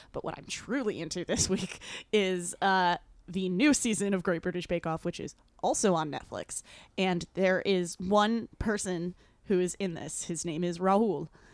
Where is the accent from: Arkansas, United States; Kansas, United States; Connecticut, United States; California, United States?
Connecticut, United States; Newington